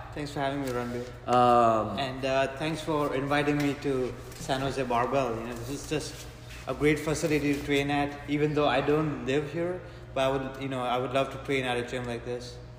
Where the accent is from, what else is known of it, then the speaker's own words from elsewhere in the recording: Mumbai, Maharashtra, India; also born or lived in Gujarat; my family comes from a state called Gujarat, but I grew up in a city called Mumbai